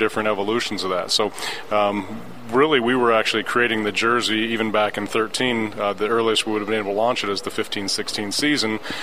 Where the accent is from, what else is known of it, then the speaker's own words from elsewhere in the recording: Sidney, Ohio, United States; moved away as an adult; also born or lived in Portland / Columbus; now in Indiana, United States; I grew up just actually on the other side of the border with Ohio, just north of Dayton, Ohio, Sydney